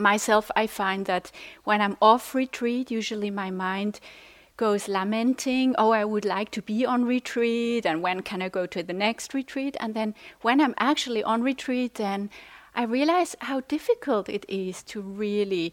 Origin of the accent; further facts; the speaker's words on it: Switzerland; English is a second language; I'm from Switzerland